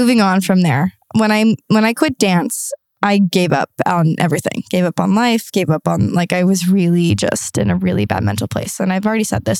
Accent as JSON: {"language": "English", "town": "San Diego", "region": "California", "country": "United States", "also_born_or_lived": "Arizona / Toronto", "said": "I moved back home to San Diego"}